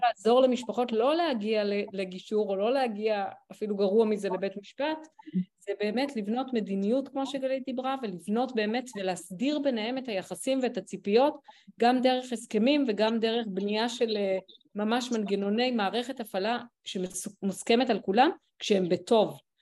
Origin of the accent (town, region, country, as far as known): Israel